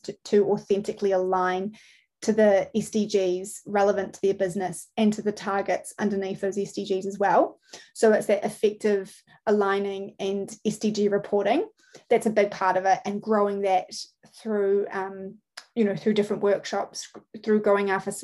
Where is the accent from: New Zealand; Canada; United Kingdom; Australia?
New Zealand; I'm from Aotearoa, New Zealand